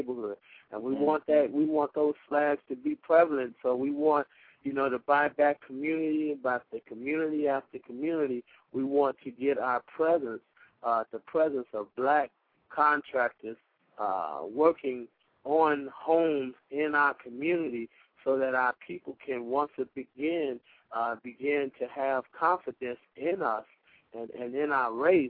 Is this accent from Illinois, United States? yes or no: yes; Chicago, Illinois, United States; also born or lived in Mound Bayou, Mississippi; I was born in Chicago, but by way of Mount Bayou, Mississippi